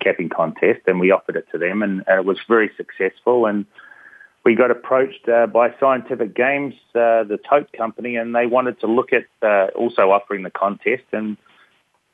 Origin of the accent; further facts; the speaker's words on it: New Zealand; moved away; I grew up next to a big racetrack in New Zealand, so that's my accent. I'm from the land down under.